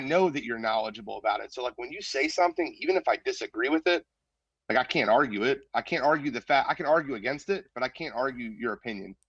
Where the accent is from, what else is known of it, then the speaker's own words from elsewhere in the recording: Philadelphia, Pennsylvania, United States; Grew up in Philly, born and raised in Philly, um, lived in North Philly, then moved to the Northeast when I got a little older